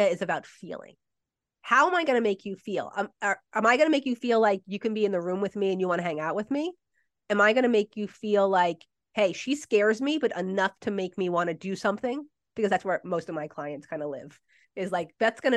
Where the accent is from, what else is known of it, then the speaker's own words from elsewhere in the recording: New Jersey, United States; I'm from Jersey